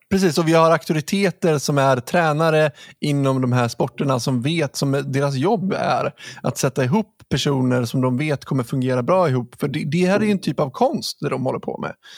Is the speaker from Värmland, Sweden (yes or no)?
no; Ludvika, Dalarna County, Sweden; jag är uppvuxen i Ludvika